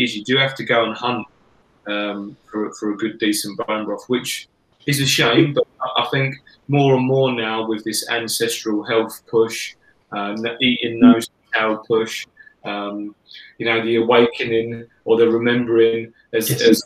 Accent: England, United Kingdom; I'm English

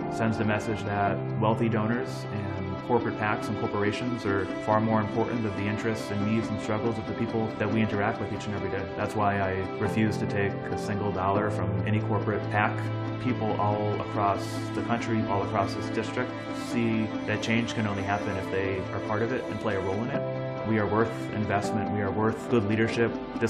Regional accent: Holyoke, Massachusetts, United States; Growing up in Holyoke and there being very little democracy, very little civic engagement, no one showing up to those meetings and speaking out and holding elected officials accountable

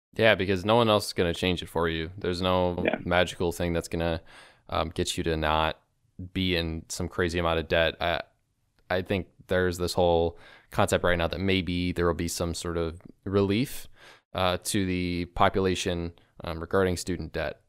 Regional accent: Chicago, Illinois, United States; I'm from Chicago

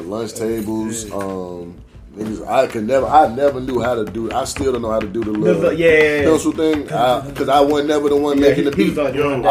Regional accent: Chicago, Illinois, United States; Growing up in Chicago, it would be like different … songs.

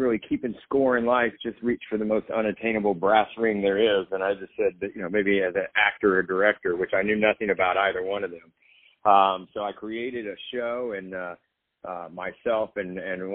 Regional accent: Nashville, Tennessee, United States; moved away as an adult; now in Los Angeles, United States; I grew up in Nashville, Tennessee

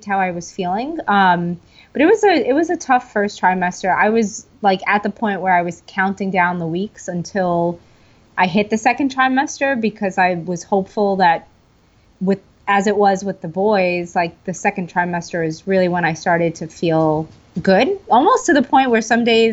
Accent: New York City, New York, United States; I am from Staten Island, New York.

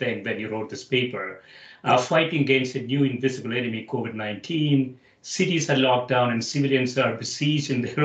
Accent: South India, India; now in United States; I grew up in India. I spent half my life in India and half my life in the US

